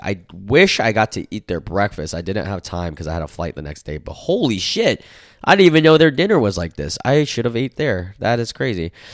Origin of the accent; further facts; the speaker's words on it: United States; the age that I grew up in America